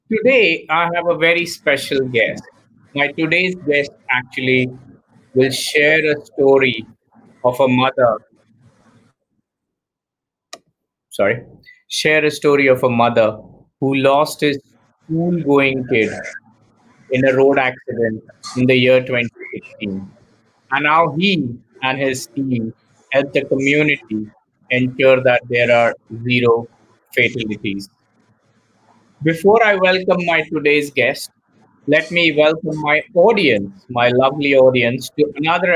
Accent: India; I'm born and brought up in India

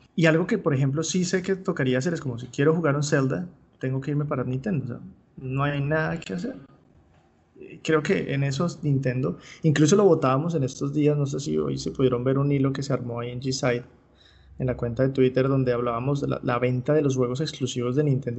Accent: Colombia

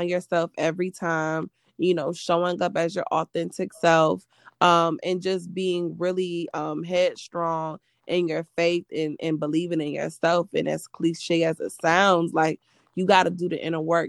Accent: Atlanta, Georgia, United States; also born or lived in Savannah, Georgia / New York; I'm from Atlanta.

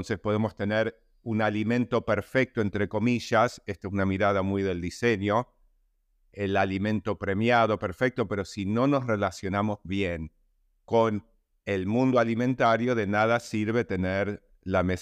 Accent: New York, United States; moved away as an adult; now in Argentina; nací en Argentina, donde estoy ahora, emigramos a Nueva York en el 67 a raíz de, una dictadura de honganía en Argentina y viví hasta los 30 años en Nueva York, momento en que vine, volví a la Argentina ya hace 30 años

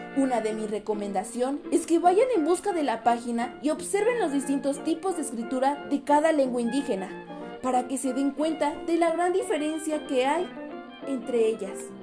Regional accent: Mexico; nuestra identidad como mexicanos

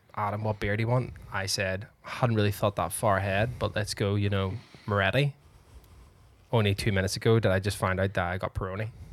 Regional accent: Northern Ireland, United Kingdom; we are Irish, after all. Or Northern Ireland

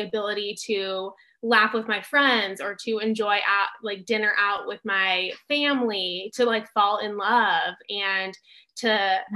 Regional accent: Southern California, United States; I grew up in Southern California

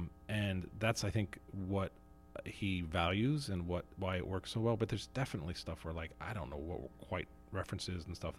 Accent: New Jersey, United States; I grew up in the town I was born in New Jersey.

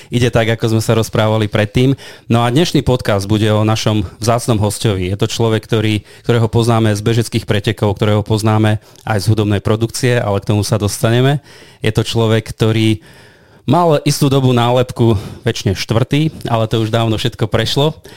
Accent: Poltár, Banská Bystrica Region, Slovakia; Áno, som z Poltára

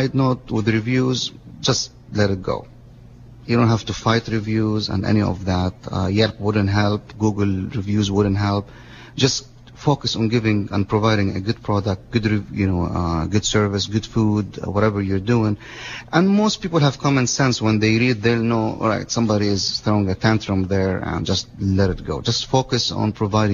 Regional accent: Lebanon; moved away as an adult; now in Monterey, United States; I was born in Lebanon. My dad is Lebanese

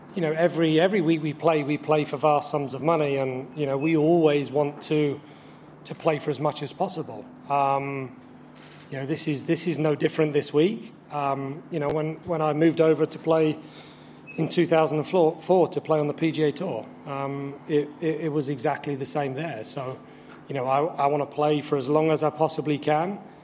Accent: Canada; as a Canadian

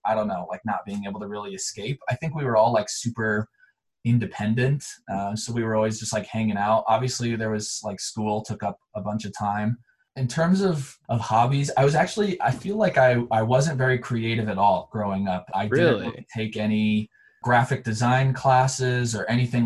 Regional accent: Montrose, Colorado, United States; also born or lived in Chicago area, Illinois; I was actually born in a small town right outside of Chicago, and I moved to another small town in Colorado called Montrose, which is where I grew up and went to high school

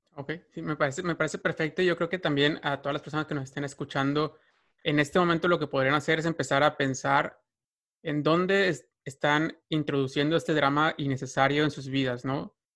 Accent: Mexico

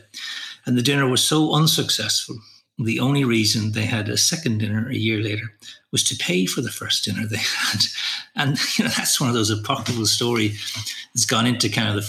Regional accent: Dublin, Leinster, Ireland; moved away as an adult; also born or lived in Sydney, Australia / London; But I'm from Dublin, born, educated, school, college here.

